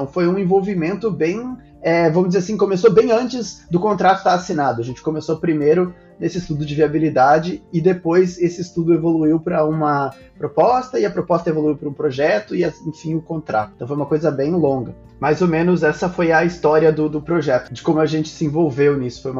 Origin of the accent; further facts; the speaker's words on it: Brazil; Ah, sim, eu passei o meu passaporte, o negócio leu que eu sou brasileiro e falou comigo em português.